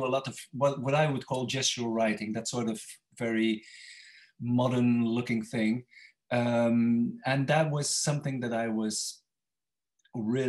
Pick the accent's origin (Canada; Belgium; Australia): Belgium; Ypres, Flanders; English is a second language; now in Bruges, Belgium; I was born in Ypres.